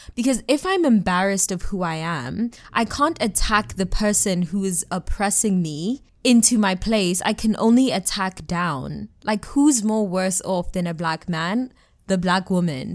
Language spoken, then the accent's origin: English; Johannesburg, Gauteng, South Africa; So I'm South African, and what I've noticed, I'm from Joburg specifically